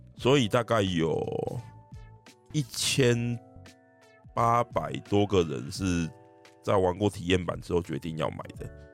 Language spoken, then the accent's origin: Chinese; Taiwan; 我们台湾人这些游戏玩家